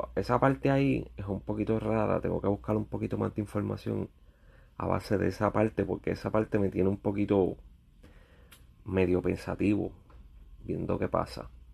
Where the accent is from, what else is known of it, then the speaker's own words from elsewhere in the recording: Puerto Rico; now in United States; soy boricua